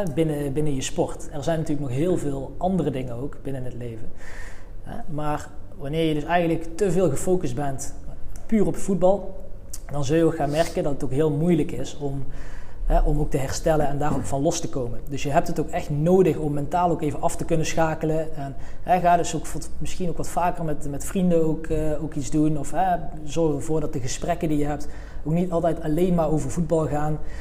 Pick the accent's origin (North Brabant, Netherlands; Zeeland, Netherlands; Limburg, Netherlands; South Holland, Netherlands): North Brabant, Netherlands; Veldhoven; Ik kom uit Veldhoven, ligt in de buurt van Eindhoven.